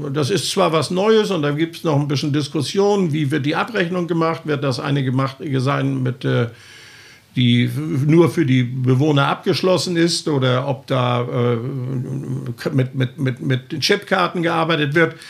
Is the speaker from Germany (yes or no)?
yes; Elisabeth-Sophien-Koog, Schleswig-Holstein, Germany; mein Lieblingsort ist bei mir zu Hause im Elisabetzefinko. Ich bin ja kein Nordstrander, ich komme ja aus dem Elisabetzefinko.